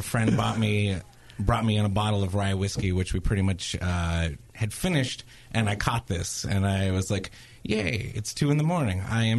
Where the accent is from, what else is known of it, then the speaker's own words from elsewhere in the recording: Southern California, United States; I was worried about how many times I would say the word like being Southern Californian.